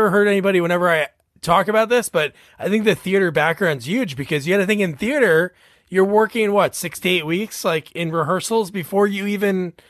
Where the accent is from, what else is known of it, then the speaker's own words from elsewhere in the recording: Central New Jersey, United States; now in West Jersey, United States; I'm in like West Jersey. I grew up in Central, but no matter what, like if you're Central or above, you're like 40 minutes to the city, but it's a lot cheaper where I'm at now, but nice out here.